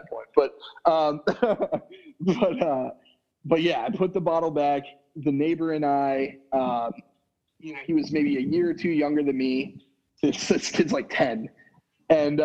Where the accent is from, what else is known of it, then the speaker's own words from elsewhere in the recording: Florida, United States; I grew up down here in Florida